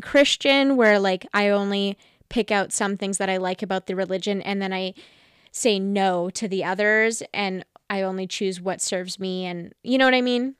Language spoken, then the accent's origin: English; Vancouver, British Columbia, Canada; I'm a young woman living in Vancouver, grew up in Vancouver